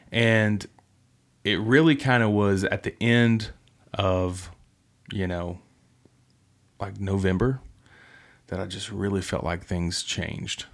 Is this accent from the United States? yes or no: yes; West Virginia, United States; moved away; my hometown